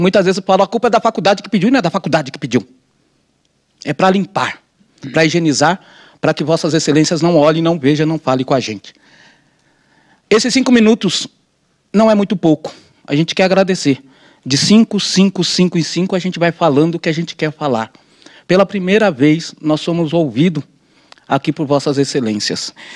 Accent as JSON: {"language": "Portuguese", "region": "São Paulo", "country": "Brazil", "tie": "born or raised there", "said": "Eu sou paulistano nascido na cidade de São Paulo"}